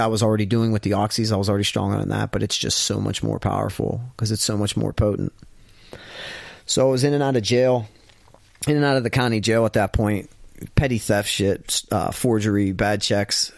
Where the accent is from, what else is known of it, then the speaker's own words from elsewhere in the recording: Ravine, Pennsylvania, United States; I was from Ravine